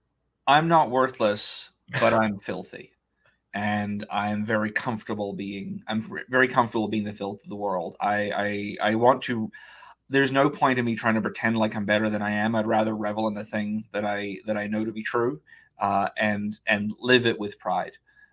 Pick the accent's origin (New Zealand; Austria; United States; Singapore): New Zealand; New Zealand